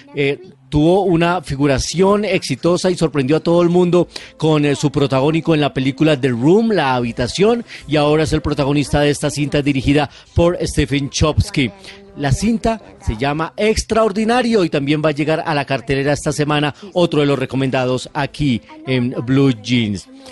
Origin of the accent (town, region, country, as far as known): Colombia